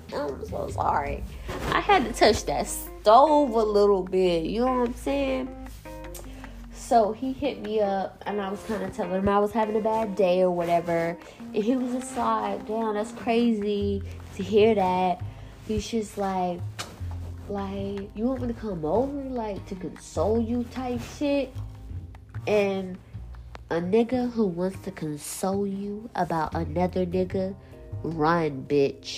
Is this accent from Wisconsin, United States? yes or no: no; South Carolina, United States; I'm from South Carolina